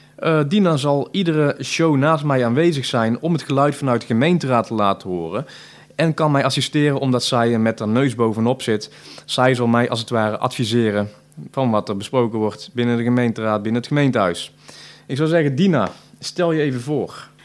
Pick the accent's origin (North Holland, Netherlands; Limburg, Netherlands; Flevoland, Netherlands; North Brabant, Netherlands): North Brabant, Netherlands; Tilburg; Ik ben een geboren en getogen Tilburger